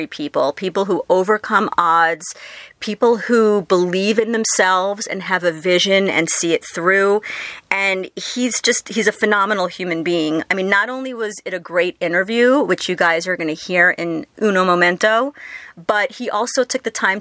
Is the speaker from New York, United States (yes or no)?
yes; New York, United States; I'm a New Yorker